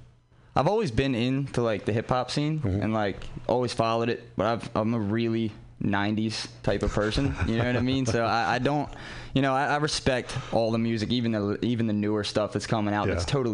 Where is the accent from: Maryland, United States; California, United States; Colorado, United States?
Maryland, United States; Baltimore; moved away as an adult; I'm from Baltimore.